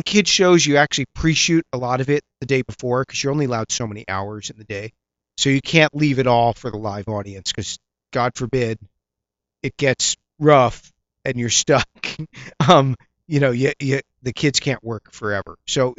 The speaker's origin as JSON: {"language": "English", "region": "East Coast", "country": "United States", "said": "You know, I'm a nerd from the East Coast from a liberal arts college."}